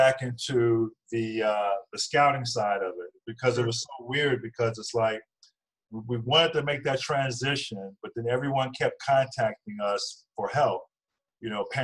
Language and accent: English; Virginia Beach, Virginia, United States; moved away as an adult; also born or lived in New Jersey / Chicago / Charleston, West Virginia; I grew up in Virginia Beach, Virginia